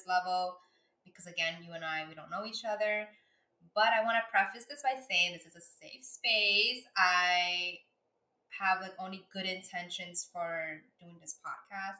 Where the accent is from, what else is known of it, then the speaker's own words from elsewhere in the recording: New York, United States; as a New Yorker